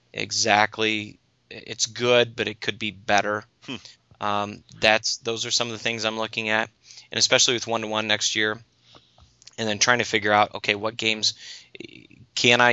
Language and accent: English; United States; I'm an American